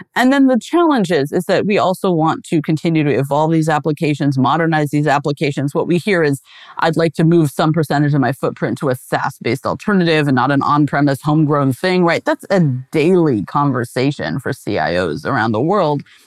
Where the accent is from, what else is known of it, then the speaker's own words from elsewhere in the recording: Pacific Northwest, United States; I grew up in the Pacific Northwest